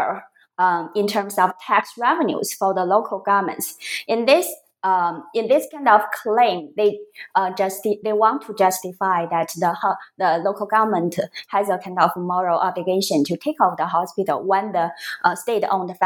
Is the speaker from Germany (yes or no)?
no; a coastal city in northern China, China; moved away; a coastal city in northern China, so my hometown